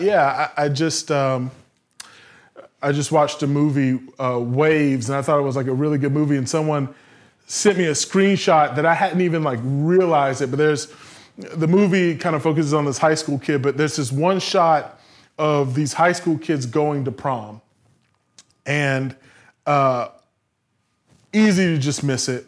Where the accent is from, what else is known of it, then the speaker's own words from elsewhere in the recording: the South, United States; Growing up in the South